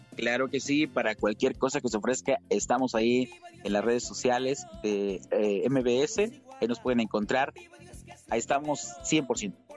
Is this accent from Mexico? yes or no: yes; Tlapehuala, Guerrero, Mexico; el himno de mi pueblo, el himno de mi ciudad, el gusto atlapeguala